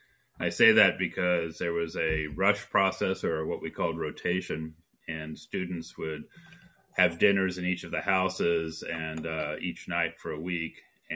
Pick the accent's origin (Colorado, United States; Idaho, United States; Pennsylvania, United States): Colorado, United States; also born or lived in Oklahoma City / Durango / Casper / Calgary; So I was born in Oklahoma City, and we moved into Durango, Colorado, to Casper, Wyoming, to Calgary, Alberta, to Dallas, Texas.